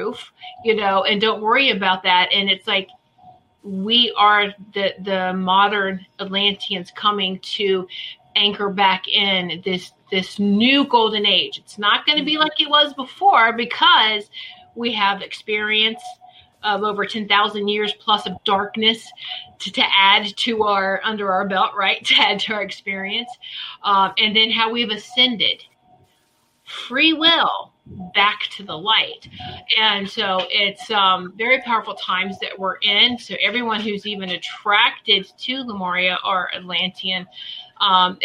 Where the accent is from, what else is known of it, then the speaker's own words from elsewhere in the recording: Virginia Beach, Virginia, United States; I grew up in the Virginia Beach area